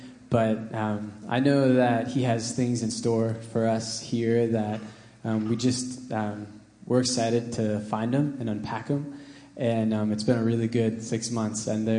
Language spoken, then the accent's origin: English; Washington, United States; We're from Washington State.